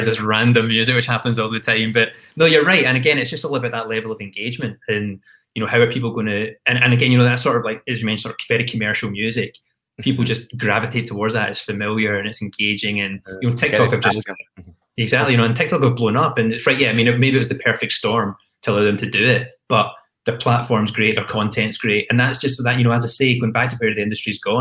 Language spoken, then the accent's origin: English; Glasgow, Scotland, United Kingdom; moved away as an adult; also born or lived in London; I was the same as any kid growing up in Glasgow